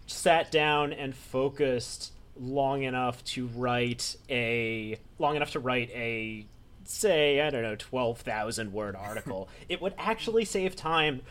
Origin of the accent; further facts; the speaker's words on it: New York City, New York, United States; I was a lonely little baby nerd when I was growing up in New York City